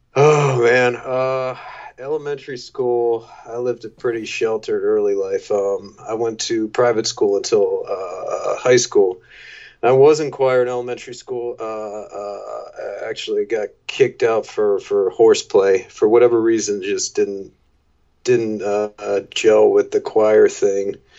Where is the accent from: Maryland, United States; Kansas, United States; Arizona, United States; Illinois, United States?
Maryland, United States; also born or lived in Washington, D.C. / San Diego; I was born in D.C. Uh, popped out to San Diego for a year, but mainly grew up around the Maryland area